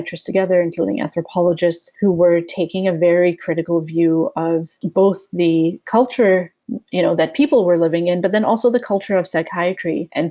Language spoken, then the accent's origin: English; West Coast, Canada; moved away as an adult; also born or lived in Sackville, New Brunswick; now in Toronto, Canada; I'm from the West Coast, and for my undergraduate degree, I ended up in a small town called Sackville, New Brunswick